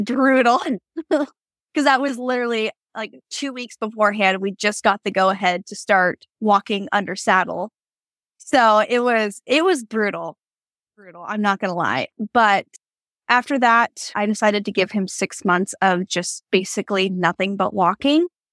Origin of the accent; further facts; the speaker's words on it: Yakima, Washington, United States; moved away as an adult; I grew up in Yakima, Washington